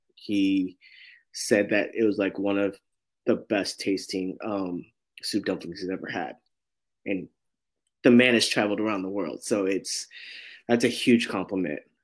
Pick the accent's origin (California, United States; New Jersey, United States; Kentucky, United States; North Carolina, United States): California, United States; San Francisco; I'm born and raised in San Francisco in the Sunset District